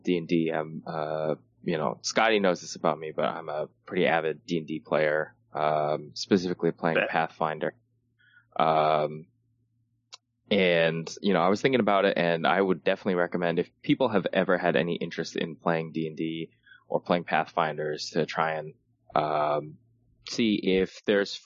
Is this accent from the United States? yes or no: yes; United States; I'm the American